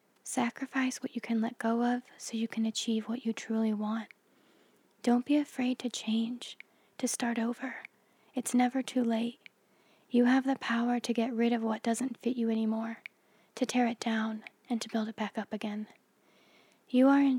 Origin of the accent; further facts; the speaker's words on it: United States; I grew up in the Mojave Desert in a meth lab on the edge of nowhere